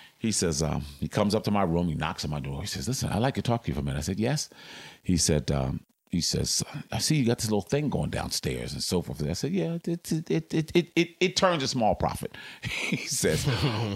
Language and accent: English; Philadelphia, Pennsylvania, United States; moved away as an adult; also born or lived in Boston; I'm from Philly